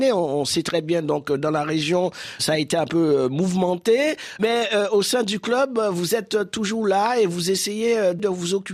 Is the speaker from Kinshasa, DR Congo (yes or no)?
no; Butembo, North Kivu, DR Congo; En fait, ici, chez nous, à Boutembo